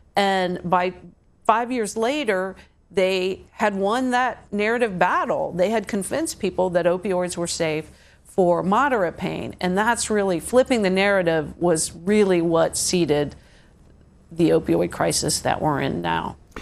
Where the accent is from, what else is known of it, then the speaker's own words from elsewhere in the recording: Ohio, United States; moved away; the little towns I grew up in in Ohio, which were just farming towns